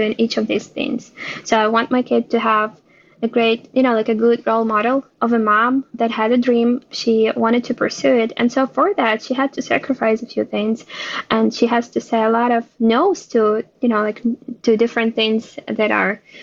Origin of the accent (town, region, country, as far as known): Ukraine; born or raised there; now in Israel